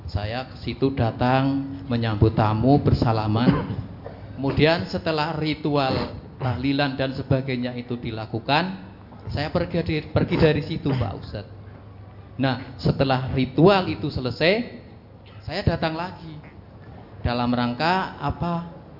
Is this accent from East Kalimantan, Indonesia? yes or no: no; Wonosobo, Central Java, Indonesia; asal dari Wonosobo.